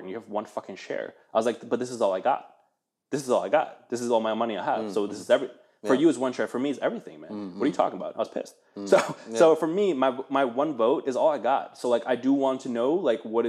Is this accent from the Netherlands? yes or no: yes; Netherlands; also born or lived in Eastern Germany; now in United States; I grew up in Holland, like, you know, watch NOS, NOS